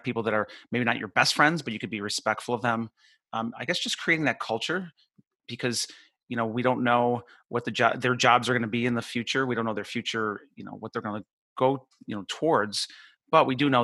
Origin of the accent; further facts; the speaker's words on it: Buffalo, New York, United States; moved away as an adult; now in Florida, United States; I grew up near Buffalo. So I spent, until I was 21, I lived there